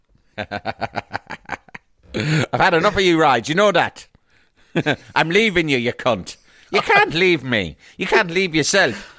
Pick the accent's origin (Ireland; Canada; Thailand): Ireland; Cork, Munster; I'm from Cork.